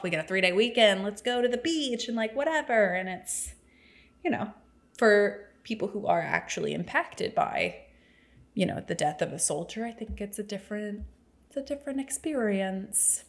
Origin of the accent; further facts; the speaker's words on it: the South, United States; Growing up in the South